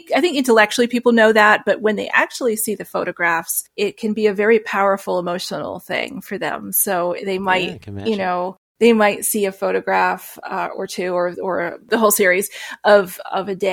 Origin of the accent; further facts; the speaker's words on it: New Hampshire, United States; I grew up in New Hampshire, so there was a lot of beautiful scenery